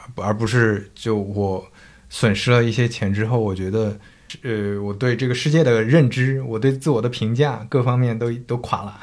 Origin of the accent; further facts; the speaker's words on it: northern China, China; moved away; also born or lived in Zhejiang; 我是一个北方人，然后我在浙江那边生活